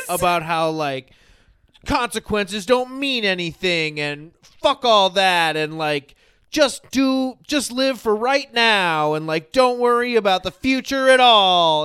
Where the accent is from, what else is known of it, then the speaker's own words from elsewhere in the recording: United States; I'm an American